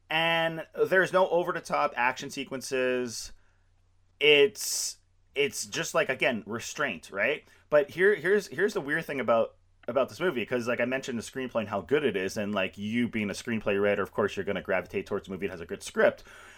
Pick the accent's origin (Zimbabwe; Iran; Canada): Canada; I'm Canadian